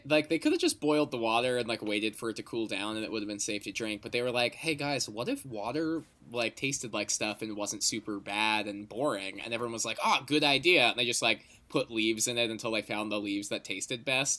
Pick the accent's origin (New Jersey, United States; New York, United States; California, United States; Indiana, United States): New Jersey, United States; I am from New Jersey, and I'm in New Jersey right now. But for a couple months in fall of 2020, I was spending time in Texas because I was working down there for a little bit.